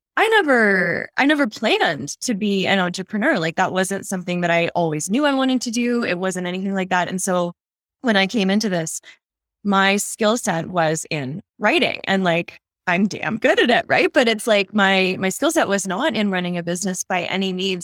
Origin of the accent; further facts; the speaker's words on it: Nova Scotia, Canada; moved away as an adult; now in Calgary, Canada; I'm actually from the east coast of Canada. So I grew up in Nova Scotia